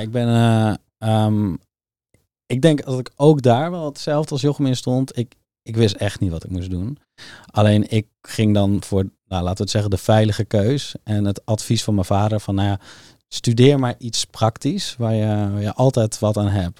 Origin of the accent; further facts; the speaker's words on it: Soesterberg, Utrecht, Netherlands; also born or lived in Zeist; ik groeide eigenlijk op in Soesterberg